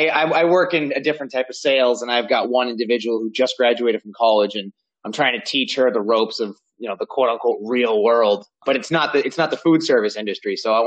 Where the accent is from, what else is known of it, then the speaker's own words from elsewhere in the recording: Sandwich, Massachusetts, United States; Growing up in Sandwich, I was in Forestdale, so it was kind of further away from the downtown.